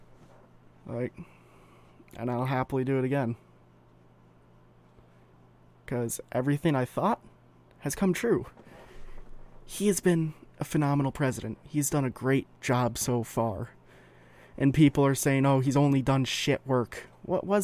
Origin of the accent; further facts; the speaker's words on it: Minnesota, United States; As a Minnesotan